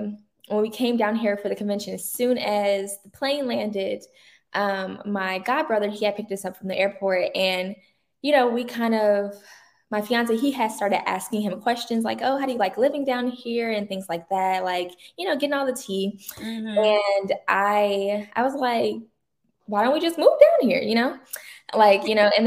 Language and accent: English; Chicago, Illinois, United States; moved away as an adult; now in Houston, United States; I grew up in Chicago, so I've only been in Houston for a year